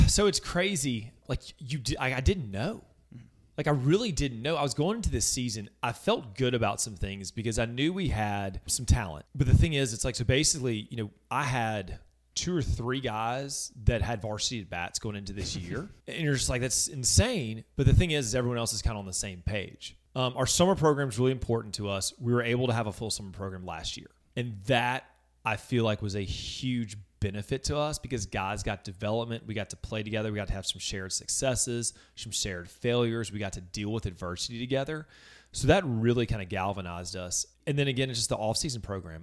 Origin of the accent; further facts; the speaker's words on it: Baton Rouge, Louisiana, United States; moved away as an adult; also born or lived in Mississippi; now in Hernando, United States; I grew up in Baton Rouge, Louisiana